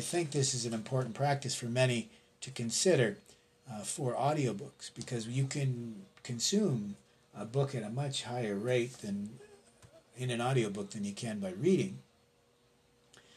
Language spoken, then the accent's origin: English; Canada; as a Canadian